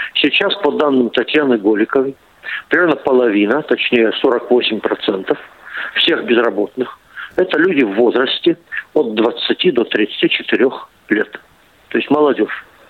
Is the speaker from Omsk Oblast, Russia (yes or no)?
yes; Omsk, Omsk Oblast, Russia; в моем родном городе Омске